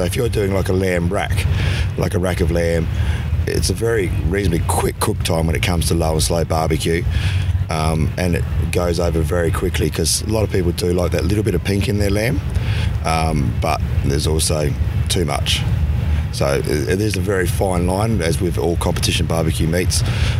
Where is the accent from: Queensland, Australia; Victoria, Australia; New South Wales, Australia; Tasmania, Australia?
Queensland, Australia; Bundaberg; Well, we're from Bundaberg, which is in central Queensland, or the White Bay part of Queensland.